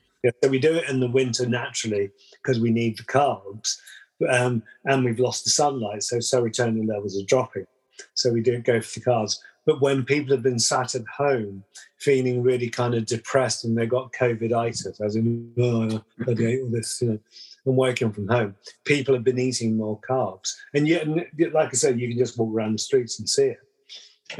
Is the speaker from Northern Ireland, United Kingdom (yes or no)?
no; London, United Kingdom; moved away; I was brought up in London